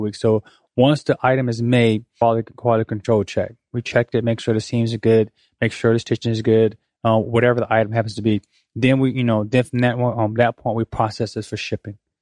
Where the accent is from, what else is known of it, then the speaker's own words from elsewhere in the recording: Pensacola, Florida, United States; also born or lived in Korea; I am from Pensacola, play basketball here, went off to college